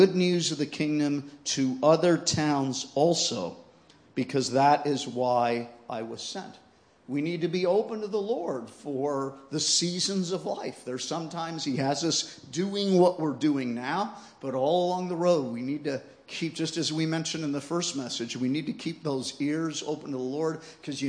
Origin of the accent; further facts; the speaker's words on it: United States; I come from the United States